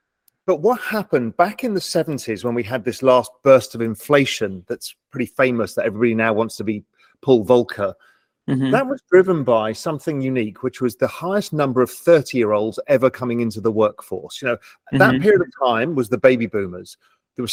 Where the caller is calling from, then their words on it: Little Cayman, Cayman Islands; I'm in my house in Little Cayman, an island of 140 people in the middle of the Caribbean Sea.